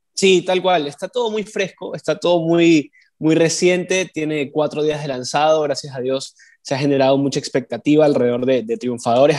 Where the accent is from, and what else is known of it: Ecuador